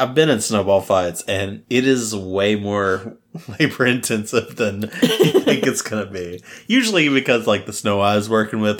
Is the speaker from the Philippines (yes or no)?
no; Texas, United States; since I'm from the South, of course? Yes. In Texas, dirt clod fights.